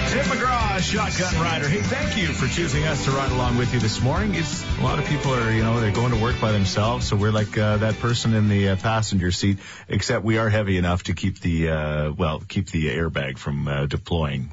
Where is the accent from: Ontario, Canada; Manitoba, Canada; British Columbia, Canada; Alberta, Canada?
Alberta, Canada; Thorsby; out in Thorsby. Yes, my hometown